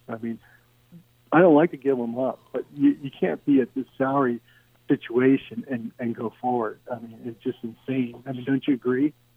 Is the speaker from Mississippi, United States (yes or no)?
no; Philadelphia, Pennsylvania, United States; I'm from Philadelphia